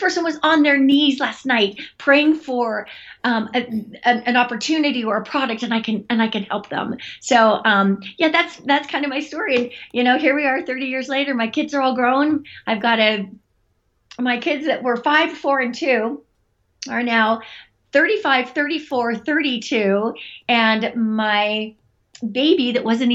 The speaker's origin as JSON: {"language": "English", "region": "Utah", "country": "United States", "tie": "born or raised there", "said": "I grew up in Utah"}